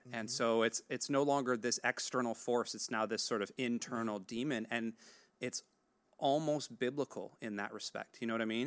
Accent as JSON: {"language": "English", "country": "United States", "said": "As an American"}